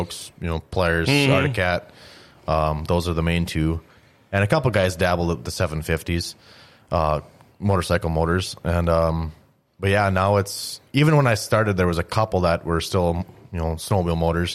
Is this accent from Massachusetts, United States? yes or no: no; Greenbush, Minnesota, United States; I grew up in Greenbush, going to the track all the time